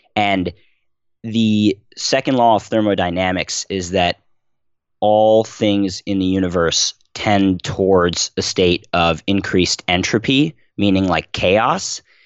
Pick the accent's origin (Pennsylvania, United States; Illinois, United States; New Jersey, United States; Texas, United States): Pennsylvania, United States; Philadelphia; I was born and raised in Philadelphia